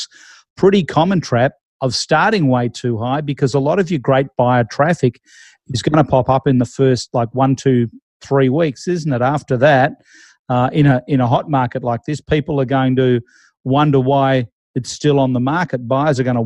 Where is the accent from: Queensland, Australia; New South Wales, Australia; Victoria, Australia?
Victoria, Australia; Melbourne; I'm from Melbourne